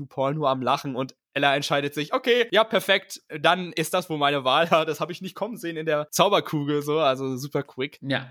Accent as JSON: {"language": "German", "country": "Germany"}